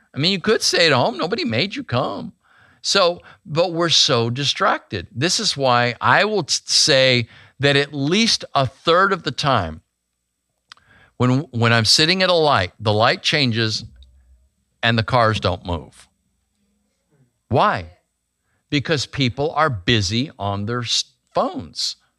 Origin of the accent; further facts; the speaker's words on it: Grand Canyon, Arizona, United States; moved away; I was born in Grand Canyon, Arizona